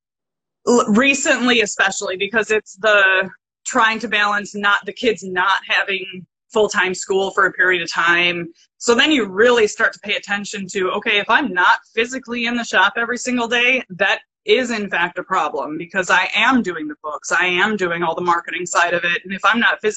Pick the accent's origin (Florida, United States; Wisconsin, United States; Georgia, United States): Wisconsin, United States; Madison; I grew up in Madison, Wisconsin